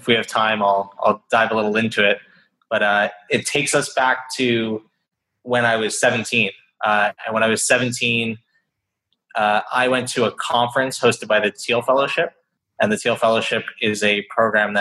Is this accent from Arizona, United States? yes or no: no; Boca Raton, Florida, United States; also born or lived in Atlanta, Georgia; now in New York City, United States; I grew up in South Florida. Yeah, Boca Raton